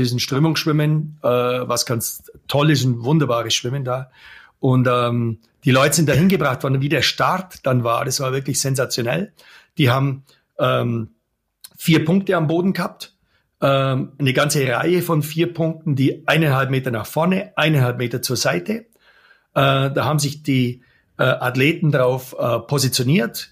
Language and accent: German; Germany; now in Allgäu, Germany; als Deutscher